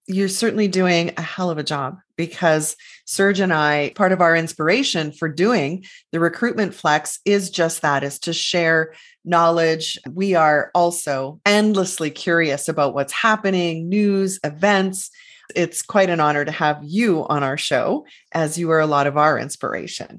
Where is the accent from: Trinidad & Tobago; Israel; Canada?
Canada; because we're Canadian, part of that North American scene